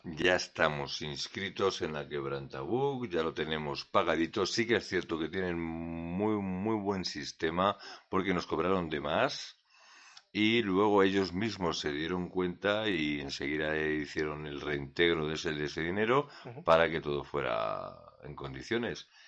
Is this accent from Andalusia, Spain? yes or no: no; Community of Madrid, Spain